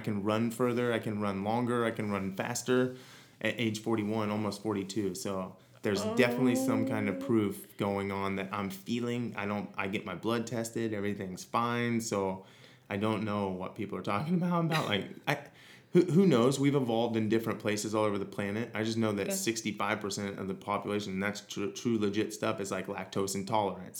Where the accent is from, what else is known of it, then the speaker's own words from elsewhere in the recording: Missouri, United States; moved away as an adult; now in Hawaii, United States; growing up in Missouri